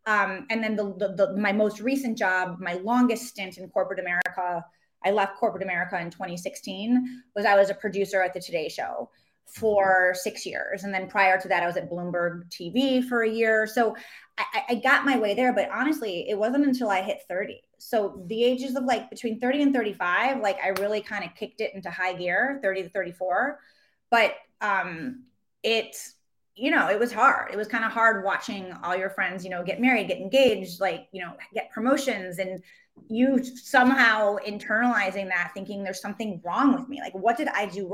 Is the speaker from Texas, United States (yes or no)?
no; Chicago, Illinois, United States; now in New York, United States; I'm from Chicago. I'm from the Midwest.